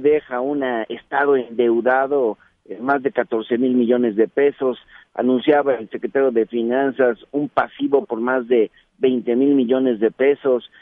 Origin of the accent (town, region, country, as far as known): Oaxaca, Mexico